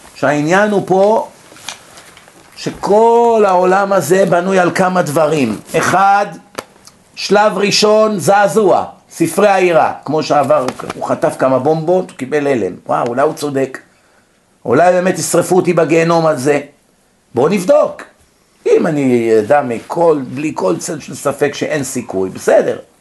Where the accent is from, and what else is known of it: Israel; born or raised there; moved away as an adult; also born or lived in United States